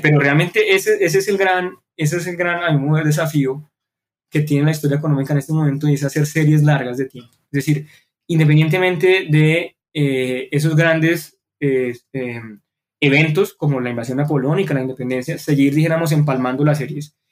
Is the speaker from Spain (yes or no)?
no; Colombia; nacimos en Colombia